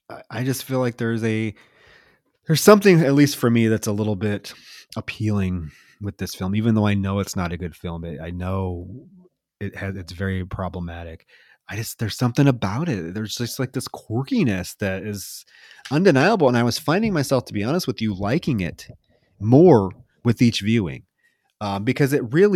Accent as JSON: {"language": "English", "region": "Midwest", "country": "United States", "tie": "born or raised there", "said": "You know, I grew up in the Midwest fishing. My parents were huge fishers."}